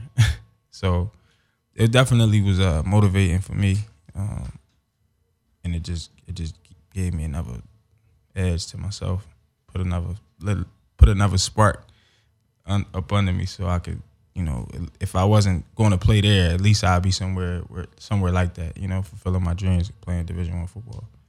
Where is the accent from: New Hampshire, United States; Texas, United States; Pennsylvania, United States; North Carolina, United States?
Pennsylvania, United States; Philadelphia; moved away as an adult; also born or lived in Los Angeles; growing up in Philly, uh, I got involved in football at a young age